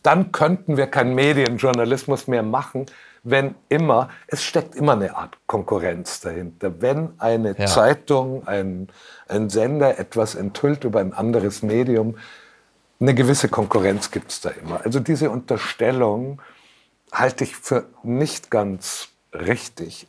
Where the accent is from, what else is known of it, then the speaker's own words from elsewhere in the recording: Munich, Bavaria, Germany; also born or lived in Franconia; habe ich den größten Teil meines Lebens in München verbracht. Vorher ja. war ich in Franken